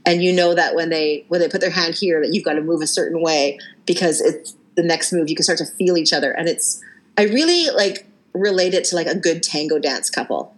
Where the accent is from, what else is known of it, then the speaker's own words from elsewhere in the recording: Abbotsford, British Columbia, Canada; growing up in Abbotsford